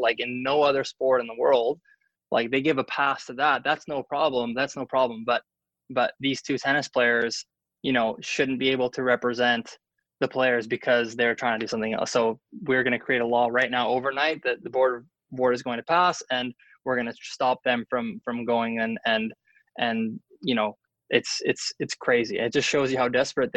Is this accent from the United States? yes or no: no; Canada; as a Canadian